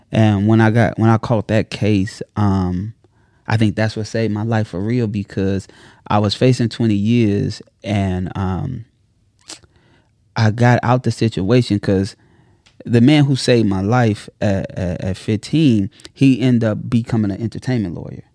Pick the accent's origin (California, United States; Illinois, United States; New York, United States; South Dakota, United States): Illinois, United States; Chicago; I'm from Chicago